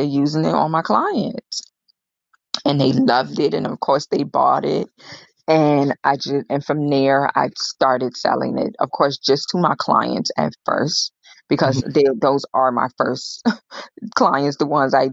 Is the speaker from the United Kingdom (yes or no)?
no; Israel; moved away; growing up in Israel